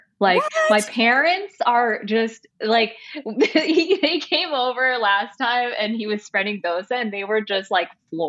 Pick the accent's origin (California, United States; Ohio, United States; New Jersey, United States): New Jersey, United States; Summit; moved away as an adult; So I was born in Summit, New Jersey.